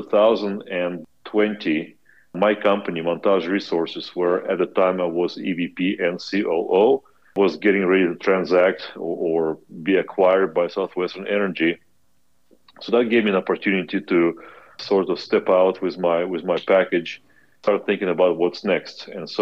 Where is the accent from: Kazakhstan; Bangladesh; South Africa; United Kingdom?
Kazakhstan; moved away as an adult; also born or lived in Belarus / United States; now in Lviv, Ukraine; I was born in Belarus, grew up in Kazakhstan